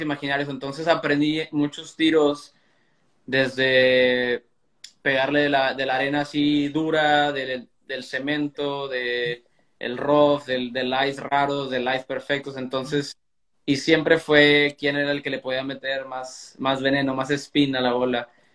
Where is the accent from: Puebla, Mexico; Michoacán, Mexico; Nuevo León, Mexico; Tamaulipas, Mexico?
Tamaulipas, Mexico; Reynosa; allá en Reynosa, donde crecí